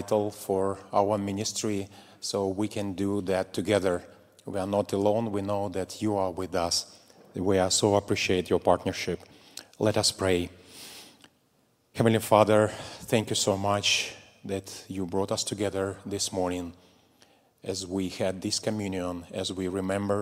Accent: Russia; moved away as an adult; now in Moldova; I was in my home country, Russia

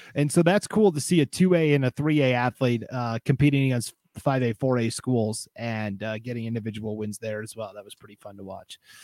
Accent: Montana, United States; now in Idaho, United States; where I grew up in Montana

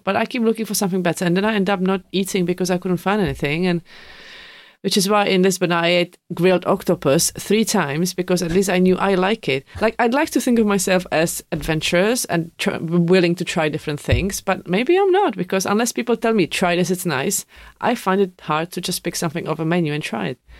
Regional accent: Czechia; English is a second language; moved away as an adult; now in United Kingdom; I come from Czech. Now I've been living here

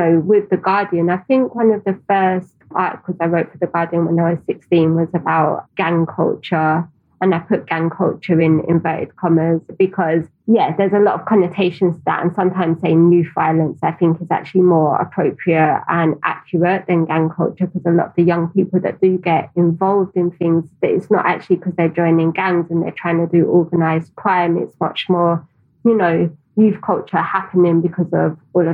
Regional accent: London, United Kingdom; I grew up in Tower Hamlets

